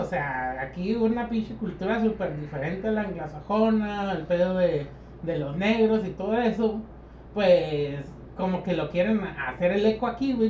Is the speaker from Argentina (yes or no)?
no; Mexicali, Baja California, Mexico; Nosotros hemos vivido toda nuestra puta vida en la frontera y nunca estudiamos en el otro lado.